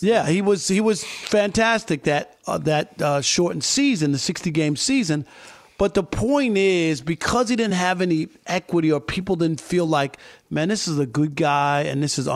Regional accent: New York, United States; when we were growing up in New York

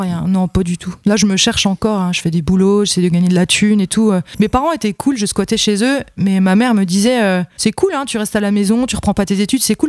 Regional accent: Vesoul, Bourgogne-Franche-Comté, France; accent: Franc-comtois; moved away; also born or lived in Besançon; je suis de Vesoul

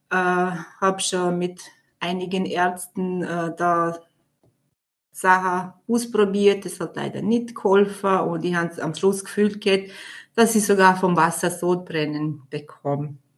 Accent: Vorarlberg, Austria; ich bin 38 Jahre alt und komme aus Vorarlberg.

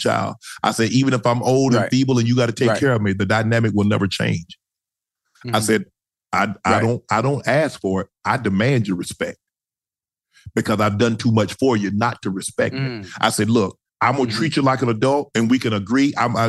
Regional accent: Glennville, Georgia, United States; I grew up in Glenville.

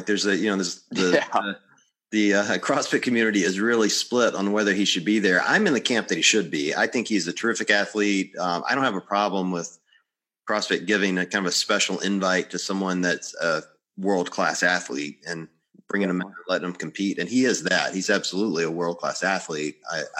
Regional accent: the South, United States; also born or lived in Mississippi / Tennessee; I grew up in the South. I grew up in Mississippi and Tennessee

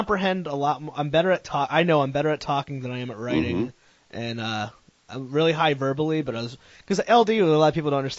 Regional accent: Meriden, Connecticut, United States; moved away as an adult; also born or lived in Vermont; now in Providence, United States; I grew up in Meriden, Connecticut, which is like a very heavy Puerto Rican population.

